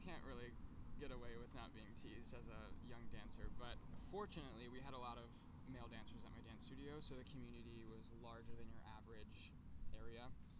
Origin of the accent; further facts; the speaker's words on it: Walled Lake, Michigan, United States; moved away; I'm from Walled Lake, Michigan. It's a little city outside of Detroit.